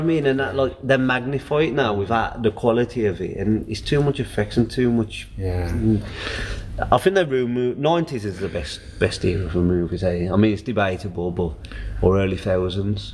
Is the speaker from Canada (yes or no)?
no; United Kingdom; we're, we're British